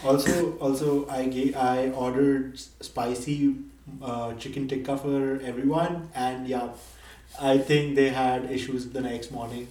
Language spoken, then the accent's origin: English; Nepal; moved away as an adult; also born or lived in Delhi, India; now in United States; I'm from Nepal